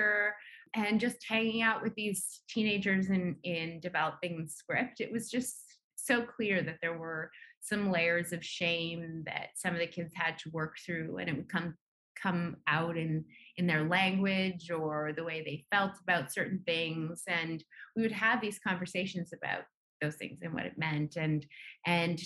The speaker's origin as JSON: {"language": "English", "region": "Nunavut", "country": "Canada", "tie": "born or raised there", "said": "growing up in Nunavut"}